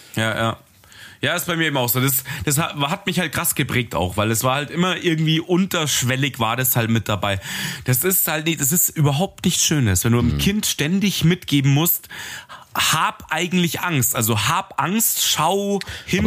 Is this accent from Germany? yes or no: yes; Munich, Bavaria, Germany; ich komme halt mitten aus, aus dem Ghetto in München